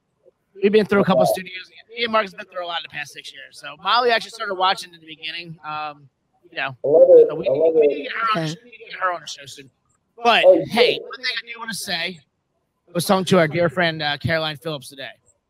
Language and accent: English; Philippines; I'm Filipino.